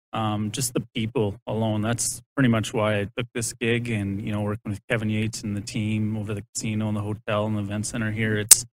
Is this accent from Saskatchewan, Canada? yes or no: yes; Saskatchewan, Canada; You know, we're all from Saskatchewan too, which is kind of cool.